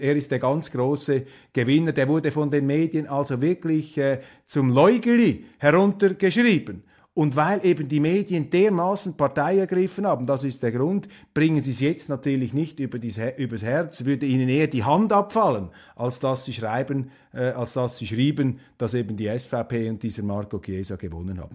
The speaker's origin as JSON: {"language": "German", "country": "Switzerland", "said": "als Schweizer"}